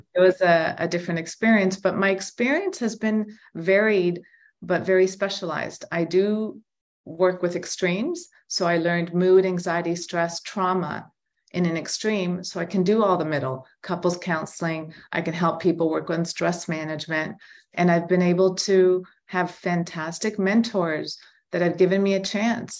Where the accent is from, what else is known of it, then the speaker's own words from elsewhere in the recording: Toronto, Ontario, Canada; I'm born and raised in Toronto